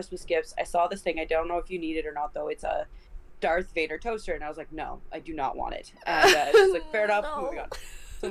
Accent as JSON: {"language": "English", "area": "about 3 hours by bus from Toronto", "region": "Ontario", "country": "Canada", "tie": "born or raised there", "moved": "yes", "said": "my hometown is about 3 hours by bus from Toronto"}